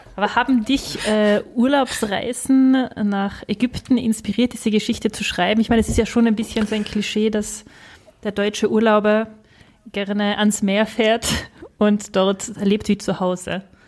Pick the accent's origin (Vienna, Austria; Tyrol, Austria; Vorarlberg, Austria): Tyrol, Austria; Als Tirolerin